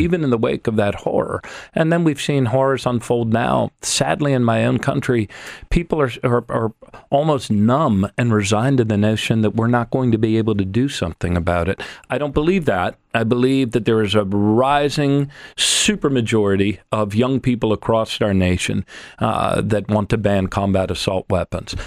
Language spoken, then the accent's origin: English; United States; as an American